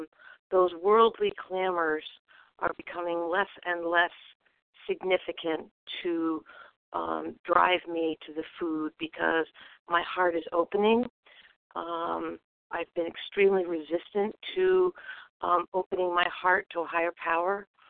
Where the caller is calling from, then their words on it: Vermont, United States; I'm calling from Vermont.